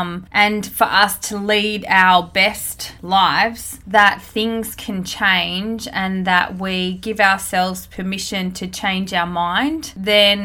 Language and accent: English; Australia; born or raised there